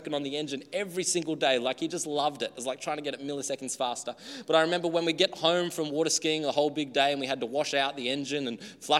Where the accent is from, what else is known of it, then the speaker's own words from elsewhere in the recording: Australia; Growing up in the country, I guess here too, very native land, Australia